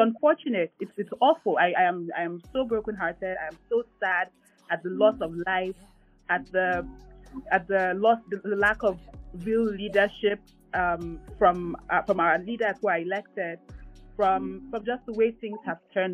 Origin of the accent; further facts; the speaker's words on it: Nigeria; as a Nigerian and as a Nigerian living in a democracy